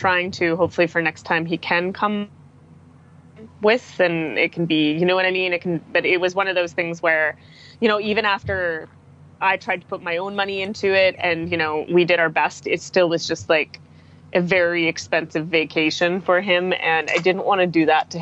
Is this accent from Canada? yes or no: yes; Canada; I'm from the Toronto area and the Montreal area here in Canada